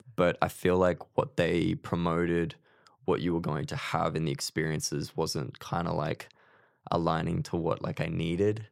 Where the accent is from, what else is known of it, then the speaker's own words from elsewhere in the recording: Queensland, Australia; moved away as an adult; now in Melbourne, Australia; I'm originally from Queensland.